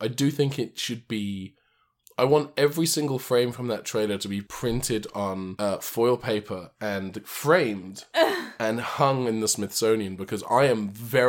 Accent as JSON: {"language": "English", "country": "United Kingdom", "said": "Because I'm British"}